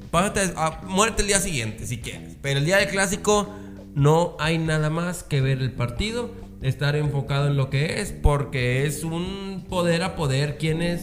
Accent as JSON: {"language": "Spanish", "town": "Monterrey", "region": "Nuevo León", "country": "Mexico", "said": "De Monterrey."}